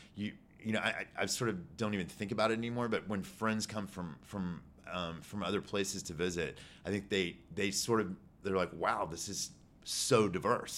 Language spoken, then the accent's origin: English; Houston, Texas, United States; also born or lived in New York; I grew up in the River Oaks area